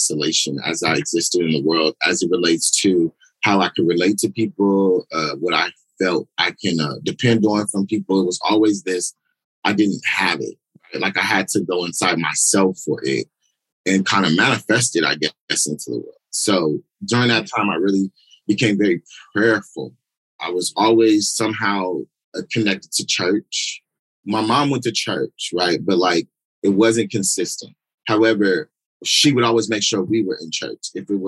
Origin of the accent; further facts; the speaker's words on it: San Diego, California, United States; I'm born and raised in Southeast San Diego